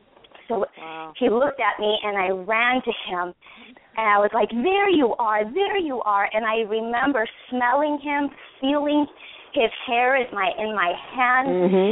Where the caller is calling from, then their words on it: California, United States; I'm from California.